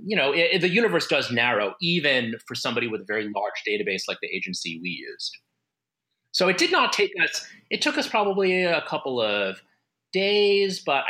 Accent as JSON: {"language": "English", "country": "United States", "said": "I'm Asian American, Filipino American specifically"}